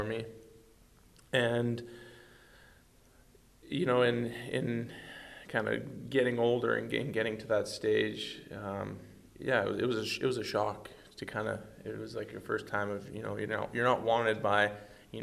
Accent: Edmonton, Alberta, Canada; it was my hometown

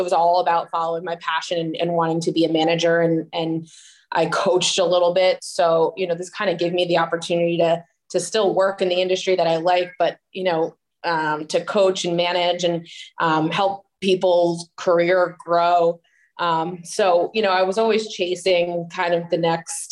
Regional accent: New Jersey, United States; moved away as an adult; also born or lived in Boca Raton, Florida / South Carolina; now in San Jose, United States; I'm born and raised in New Jersey.

